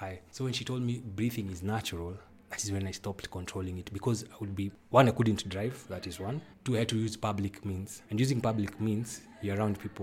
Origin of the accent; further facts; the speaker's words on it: Nairobi, Kenya; now in Limuru, Kenya; I stay in Limuru, but I was born in Nairobi